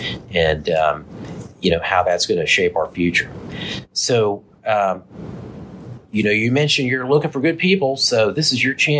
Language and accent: English; Dallas, Texas, United States; growing up in Dallas, you know, in the 70s